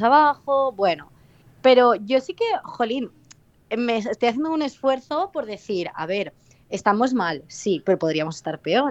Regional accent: Valencian Community, Spain; ni yo como valenciana

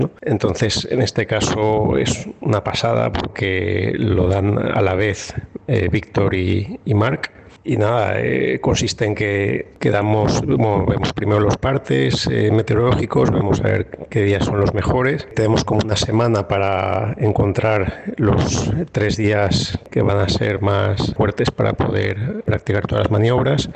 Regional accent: Spain; somos cuatro españoles

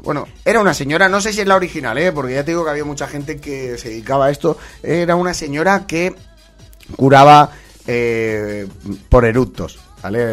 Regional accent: Valencia, Valencian Community, Spain; de aquí, de mi tierra, de Valencia

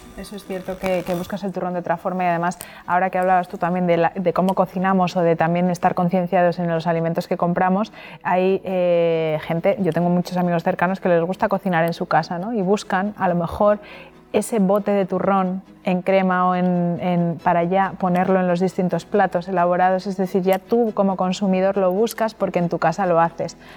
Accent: Madrid, Community of Madrid, Spain; now in Alicante, Spain; que soy madrileña

